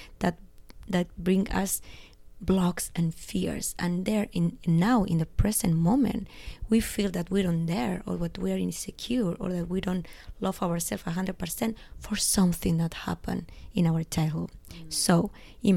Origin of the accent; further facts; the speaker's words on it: Spain; English is a second language; also born or lived in Los Angeles; now in Barcelona, Spain; I'm from Spain